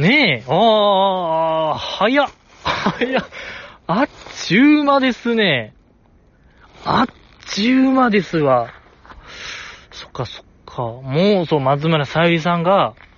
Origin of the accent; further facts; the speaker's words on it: Osaka, Japan; ずっと大阪で生まれ育ったにもかかわらず、なんかネイティブ関西弁があんまりできない